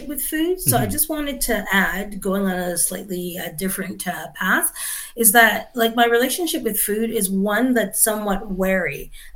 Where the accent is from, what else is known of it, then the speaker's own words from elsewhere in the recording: Canada; I'm Canadian born, but my parents are from Barbados